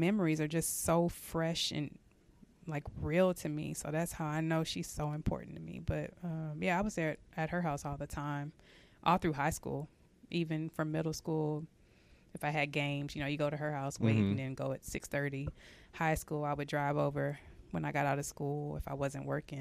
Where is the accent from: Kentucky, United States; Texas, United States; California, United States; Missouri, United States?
Texas, United States; San Antonio; now in Dallas, United States; I grew up in San Antonio